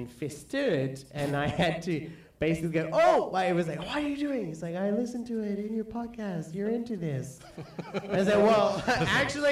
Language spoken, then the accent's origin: English; Australia; I am an Australian